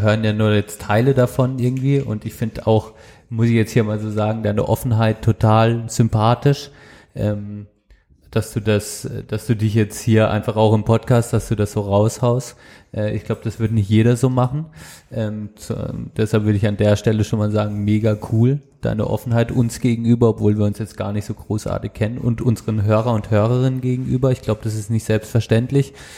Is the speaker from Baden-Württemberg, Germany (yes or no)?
yes; Baden-Württemberg, Germany; bei uns in Südbaden